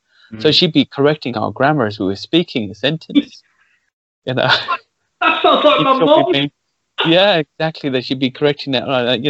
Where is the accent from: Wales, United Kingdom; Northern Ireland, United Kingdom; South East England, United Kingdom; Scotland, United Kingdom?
Wales, United Kingdom; Cardiff; I grew up in Wales, and that's always my excuse for the screwed up accent. But I know it's not really the reason. It just, I always sounded like this. And in my area, they were very, it's Cardiff